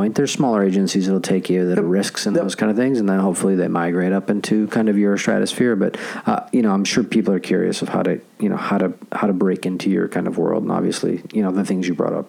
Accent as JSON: {"language": "English", "region": "New York", "country": "United States", "said": "I'm from New York."}